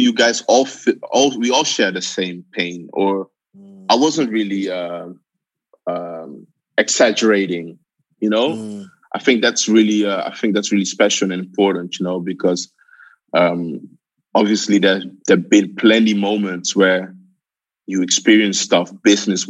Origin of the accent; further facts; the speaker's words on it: Amsterdam, North Holland, Netherlands; Yeah, I'm born in Amsterdam, actually. I'm originally from Ghana, the best of the world.